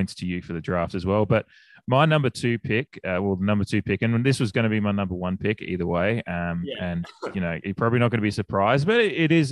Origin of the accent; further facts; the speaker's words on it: Australia; now in United States; being an Australian, I grew up with Aussie rules